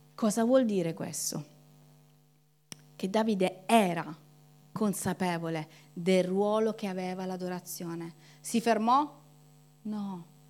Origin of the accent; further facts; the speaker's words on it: Calabria, Italy; noi come calabresi